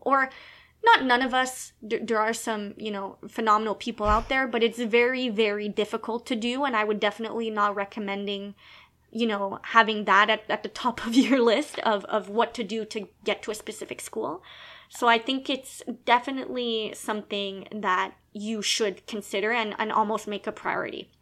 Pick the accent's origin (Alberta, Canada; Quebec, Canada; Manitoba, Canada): Quebec, Canada; now in Ontario, Canada; I was born in Canada, born in Quebec